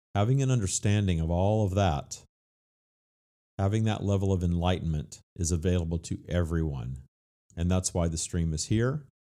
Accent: Louisiana, United States; my home state of Louisiana

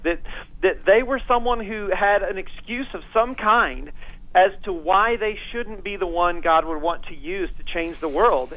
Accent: Northeast Indiana, United States; moved away as an adult; now in Fort Myers, United States; I was raised uh, in a great home in Indiana, Northeast Indiana

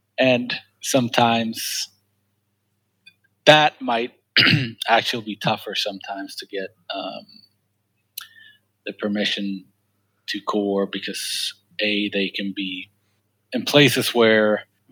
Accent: Sweden; English is a second language; moved away as an adult; now in United States; I'm from Sweden originally

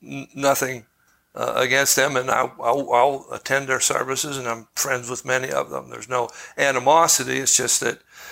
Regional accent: Pennsylvania, United States; moved away as an adult; now in Independence, United States; I'm originally from Pennsylvania. I lived there for 33 years, and then I gathered to the Center Place in Independence, where I've lived for the last 33 years.

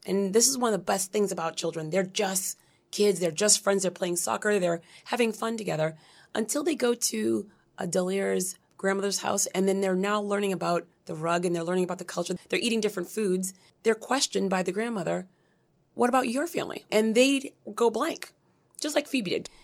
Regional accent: Brockton, Massachusetts, United States; also born or lived in Brooklyn, New York / Dorchester, Massachusetts / Cambridge, Massachusetts / Haiti; we started in Dorchester, then Cambridge and Brockton, Massachusetts, where I was raised

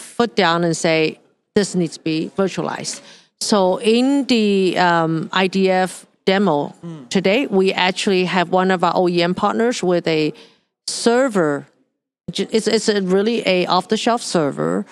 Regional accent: Hong Kong; moved away; I grew up in Hong Kong.

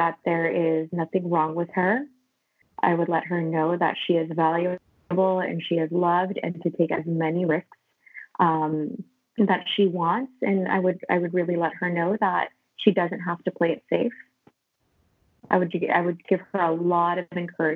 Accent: Los Angeles, California, United States; also born or lived in Philippines

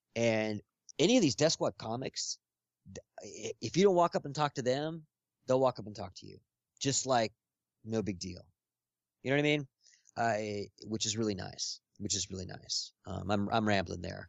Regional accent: Los Angeles, California, United States; growing up here

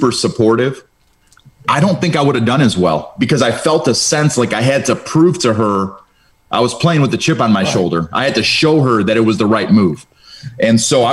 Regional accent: Cleveland, Ohio, United States; first language Romanian; English is a second language; at that time I was in Cleveland public schools

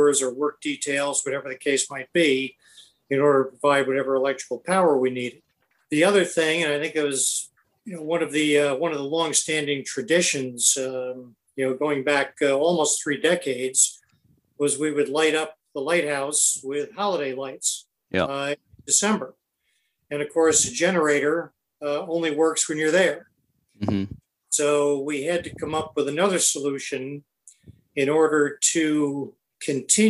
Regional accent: Athens, New York, United States; growing up in Athens

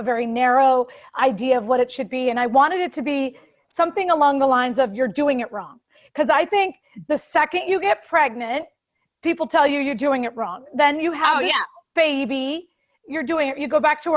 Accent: United States; we're American

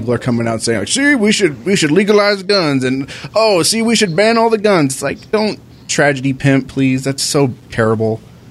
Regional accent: Riverside, California, United States; also born or lived in India / San Bernardino; in a town nearby where I used to was like born and raised in San Bernardino. I was born in Riverside, or well, I was raised in Riverside. I was born in India

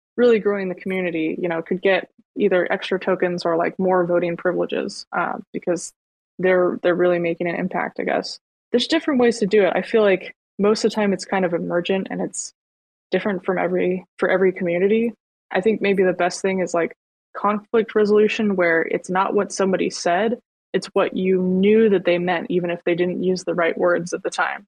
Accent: United States; growing up in the States

